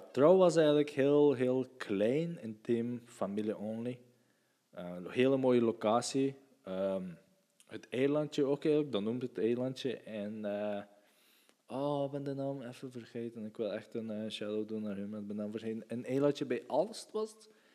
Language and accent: Dutch; West Flanders, Belgium; ik ben van... Uh, we zijn van West-Vlaanderen.